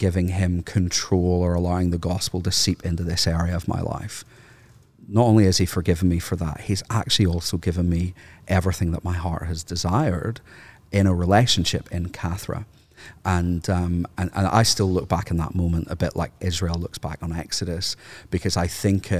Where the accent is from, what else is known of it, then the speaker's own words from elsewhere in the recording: Ireland; Because growing up in Ireland, no offense, by the way, for all of the Anglicans in the room.